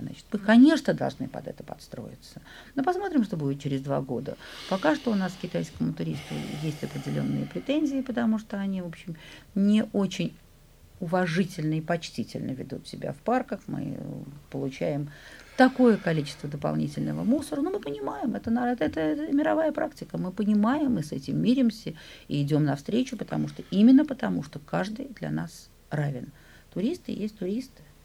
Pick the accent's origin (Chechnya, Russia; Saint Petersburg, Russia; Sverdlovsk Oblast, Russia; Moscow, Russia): Saint Petersburg, Russia; я ленинградка, я петербурженка